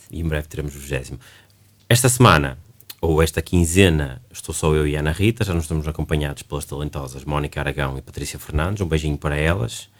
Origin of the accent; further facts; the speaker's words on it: Barcelos, Braga, Portugal; now in Braga, Portugal; Eu sou de Barcelos, sou barcelense